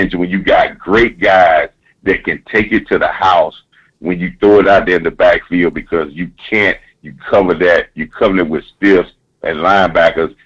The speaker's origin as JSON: {"language": "English", "region": "South Carolina", "country": "United States", "tie": "born or raised there", "said": "coming down here in my hometown, South Carolina"}